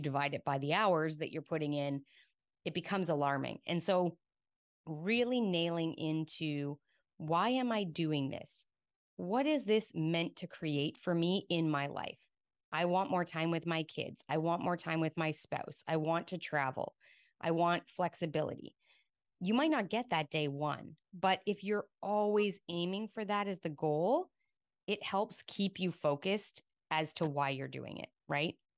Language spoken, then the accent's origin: English; Rocky Mountains, Alberta, Canada; moved away as an adult; also born or lived in Australia; now in Houston, United States; I grew up in the Rocky Mountains in Alberta.